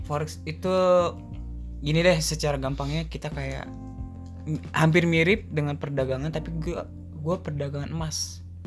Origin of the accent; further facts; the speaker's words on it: Probolinggo, East Java, Indonesia; moved away as an adult; now in Jakarta, Indonesia; gue anak rantau gue dari Jawa Timur mungkin kalau gue sebutin nama daerahnya hanya beberapa orang yang tahu gue dari Probolinggo